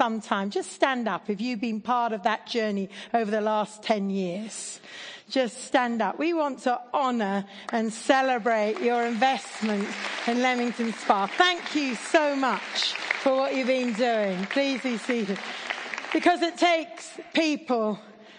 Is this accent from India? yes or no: yes; India; now in Oxford, United Kingdom; I grew up in India.